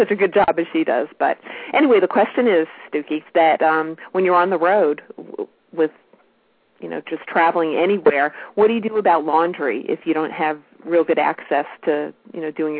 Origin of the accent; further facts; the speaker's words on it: New York City, New York, United States; now in Orange County, United States; I'm originally from Brooklyn, New York, but I live in Orange County, California now.